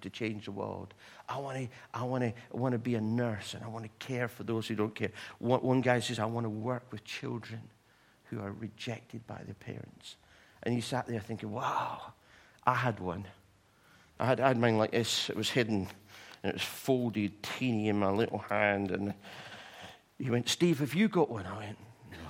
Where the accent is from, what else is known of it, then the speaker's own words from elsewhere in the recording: Livingston, Scotland, United Kingdom; moved away as an adult; now in England; I was going back to my hometown, Livingston, and I put a message out on Facebook to say, I'm back home.